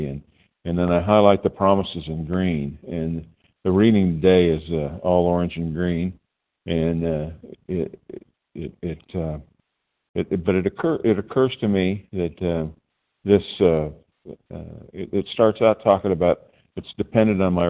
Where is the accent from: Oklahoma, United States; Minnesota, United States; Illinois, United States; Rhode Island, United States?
Oklahoma, United States; Tulsa; I'm from Oklahoma, Tulsa, Oklahoma, but I'm sitting in a room in New Jersey